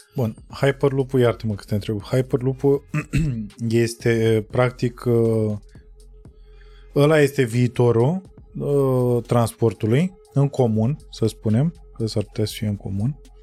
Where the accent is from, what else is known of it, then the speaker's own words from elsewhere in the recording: Romania; noi ca români și noi ca tătari